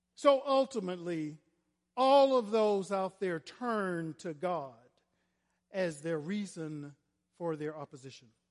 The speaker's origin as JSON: {"language": "English", "region": "Florida", "country": "United States", "tie": "born or raised there", "said": "I was a little black gay boy growing up in Florida"}